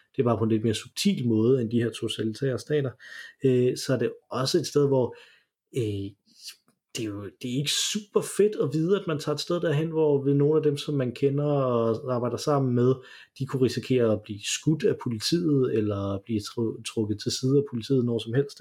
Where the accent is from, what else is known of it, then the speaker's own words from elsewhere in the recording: Denmark; når vi kommer fra Danmark